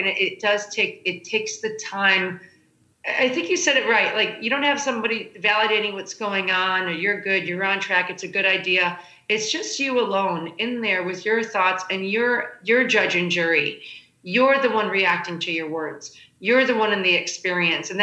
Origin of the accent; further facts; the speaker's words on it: Chicago, Illinois, United States; moved away; I'm a middle kid out of Chicago